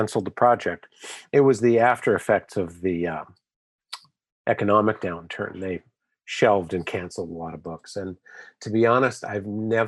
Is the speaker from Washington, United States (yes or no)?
yes; Seattle, Washington, United States; I grew up in Seattle.